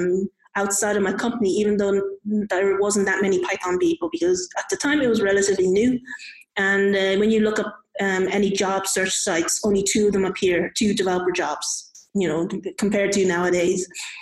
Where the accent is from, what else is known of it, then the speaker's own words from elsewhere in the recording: Ireland; I'm also Irish Chinese born.